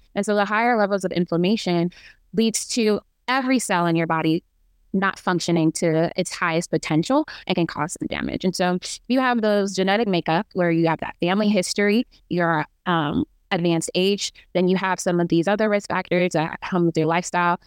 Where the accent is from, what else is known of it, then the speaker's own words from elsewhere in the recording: Kansas City, Missouri, United States; moved away as an adult; also born or lived in Imo State, Nigeria; now in Baltimore, United States; I am a Nigerian American, uh, back home from Imo State, and I grew up in Kansas City, Missouri